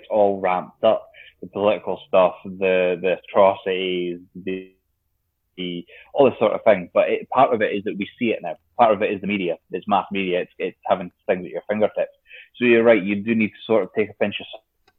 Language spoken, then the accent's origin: English; United Kingdom